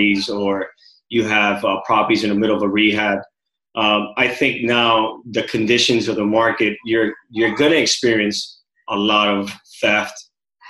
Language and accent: English; Miami, Florida, United States; also born or lived in Cuba; I've been raised here in Miami. Originally born in Cuba